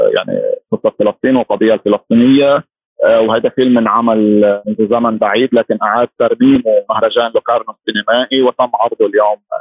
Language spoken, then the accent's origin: Arabic; Lebanon; انا مخرج لبناني بعرف جيد المجتمع اللبناني